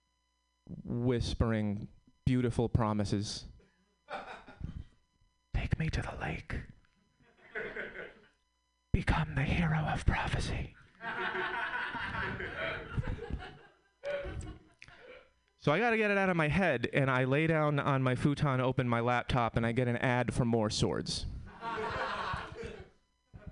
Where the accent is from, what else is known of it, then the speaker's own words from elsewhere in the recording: Connecticut, United States; now in Oakland, United States; I'm from Connecticut